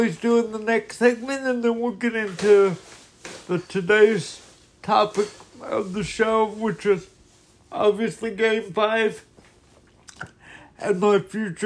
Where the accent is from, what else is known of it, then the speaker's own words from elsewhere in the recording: United States; being an American citizen